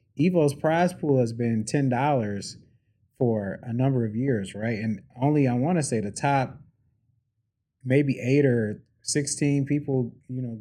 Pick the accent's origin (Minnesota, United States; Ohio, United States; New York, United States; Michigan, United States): Michigan, United States; Detroit; I'm from Detroit. I love Detroit.